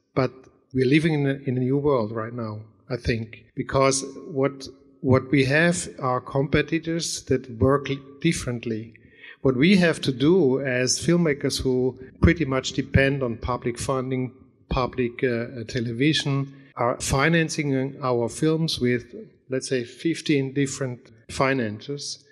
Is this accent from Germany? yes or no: yes; Germany; I'm coming from Germany